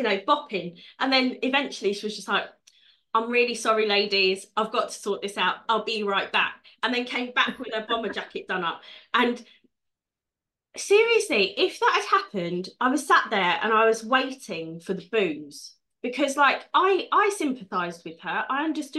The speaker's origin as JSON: {"language": "English", "region": "London", "country": "United Kingdom", "tie": "born or raised there", "said": "So I grew up in North London. I was, you know, I had like the hub of pirate radio on my doorstep in Tottenham."}